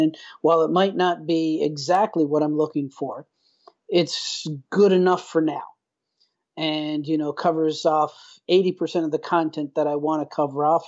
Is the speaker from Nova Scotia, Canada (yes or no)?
no; Newfoundland and Labrador, Canada; moved away as an adult; now in Vallejo, United States; I'm originally from Newfoundland, Canada basically born and, and, and raised in a relatively rural area